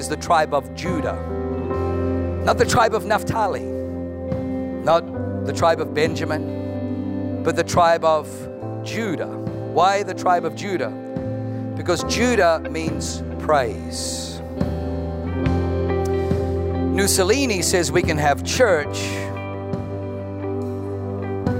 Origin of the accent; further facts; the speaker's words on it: Germany; I was born in Germany